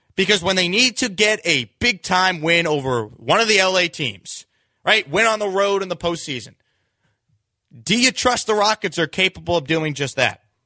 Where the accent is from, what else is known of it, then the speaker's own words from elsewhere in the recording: New York, United States; now in Houston, United States; I grew up in New York